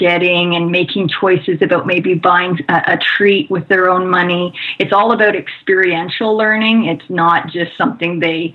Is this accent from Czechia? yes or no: no; Canada; now in United States; I'm originally from Canada